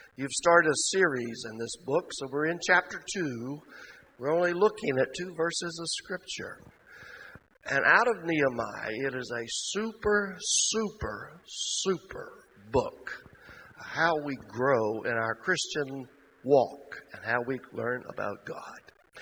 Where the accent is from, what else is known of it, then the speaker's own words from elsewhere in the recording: Mississippi, United States; I'm from Mississippi.